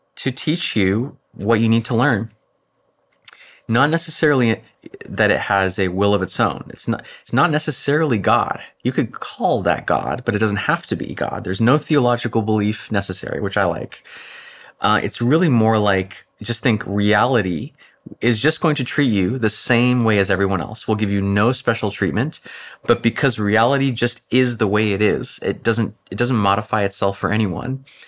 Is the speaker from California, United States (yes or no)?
yes; Orange County, California, United States; I grew up in Orange County